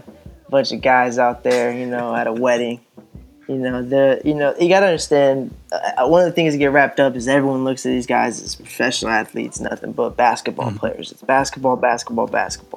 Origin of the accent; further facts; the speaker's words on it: Sacramento, California, United States; I was born and raised here in Sacramento